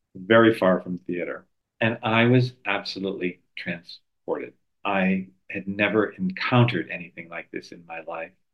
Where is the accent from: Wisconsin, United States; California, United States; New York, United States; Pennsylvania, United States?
New York, United States; moved away; been wonderful to be back in New York. I am a New Yorker